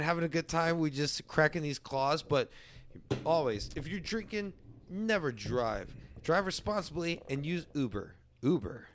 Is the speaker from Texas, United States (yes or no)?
yes; San Antonio, Texas, United States; also born or lived in Leon Valley, Texas; far west side, real far west side